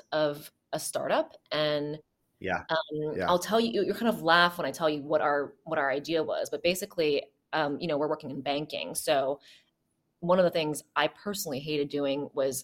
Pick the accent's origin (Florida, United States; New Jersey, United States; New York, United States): New Jersey, United States; moved away; also born or lived in Boston; I grew up in New Jersey on the East Coast